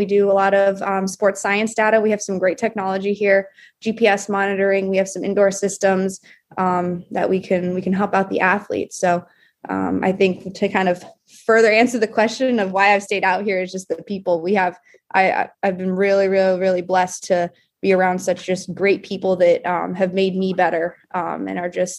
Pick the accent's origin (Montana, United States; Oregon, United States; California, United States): California, United States; Southern; moved away as an adult; now in New England, United States; I'm from Southern California, so I'm not a native New Englander